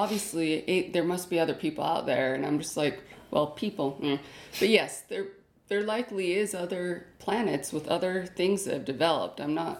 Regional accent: United States; we are American.

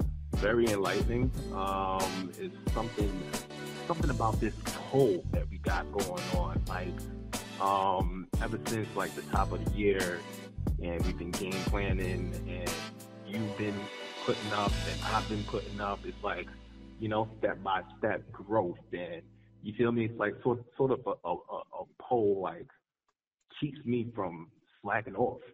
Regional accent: New York, United States; I'm from New York. I reside in Brooklyn.

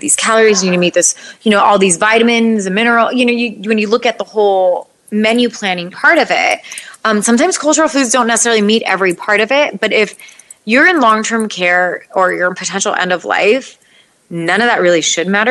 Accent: United States; I'm born and raised in the United States, but we still eat cultural foods

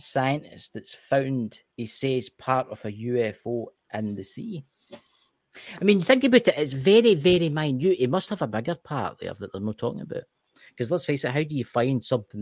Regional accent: Scotland, United Kingdom; I'm Scottish.

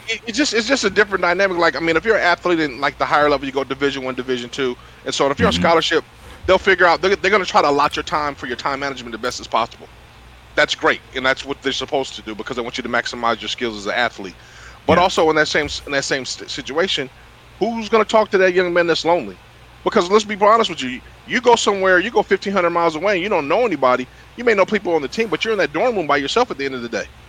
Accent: Sacramento, California, United States; also born or lived in Citrus Heights, California; I was raised in Sacramento, California.

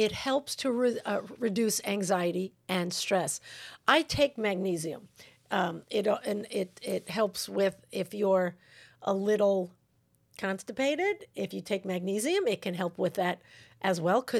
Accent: New York, United States; I don't know. I'm from New York.

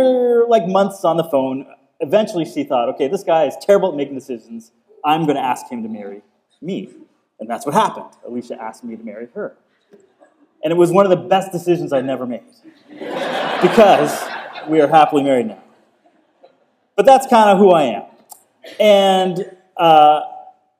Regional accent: Cape Breton, Nova Scotia, Canada; we're both from Cape Breton

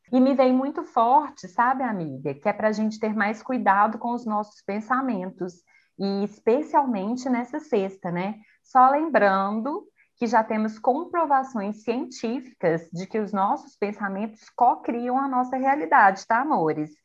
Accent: Brazil; a gente é brasileiro não desiste nunca

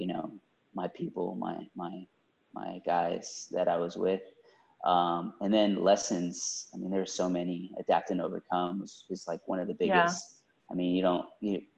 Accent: Houston, Texas, United States; I grew up in Southwest Houston

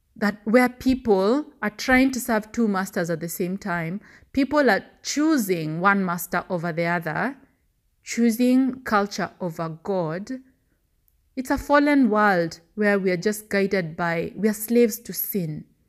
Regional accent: Kenya; As a Kenyan

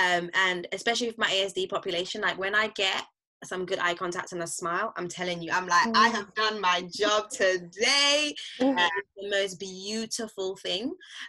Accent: St. Lucia; also born or lived in Barbados; I'm originally from St. Lucia, and so working in Barbados was also really helpful

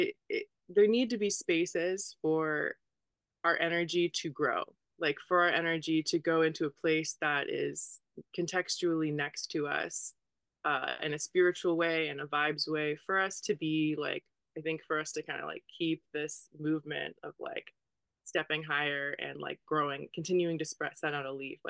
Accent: United States; also born or lived in College Station, Texas / Bloomington, Indiana; I grew up in College Station, Texas, and Bloomington, Indiana.

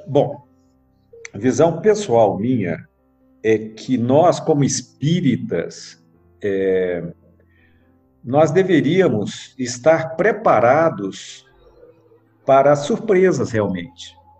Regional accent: Goiânia, Goiás, Brazil; now in Brasília, Brazil; Eu nasci aqui em Brasília, com dois anos de idade eu fui para Goiânia

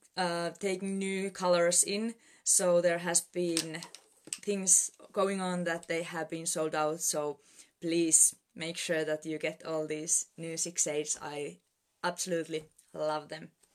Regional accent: Finland; I'm Presidential Director from Finland

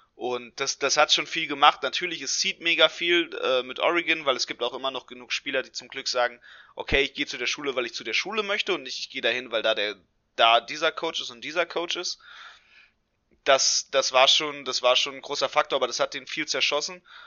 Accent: Hanover, Lower Saxony, Germany; hier in meiner Heimatstadt in Hannover

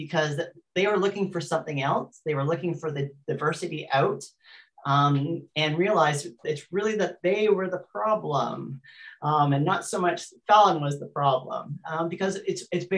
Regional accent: New Zealand; I'm also a New Zealander. I'm a New Zealander

